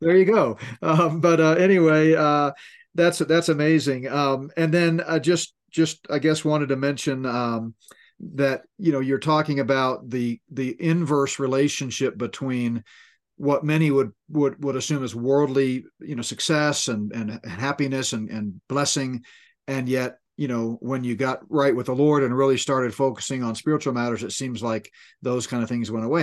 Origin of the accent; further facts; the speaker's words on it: Northeast, United States; moved away; I grew up in the Northeast